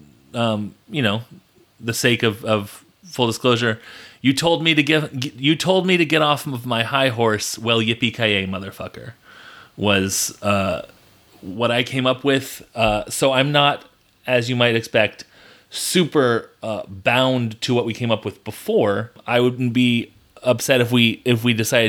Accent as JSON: {"language": "English", "country": "United States", "said": "I'm American"}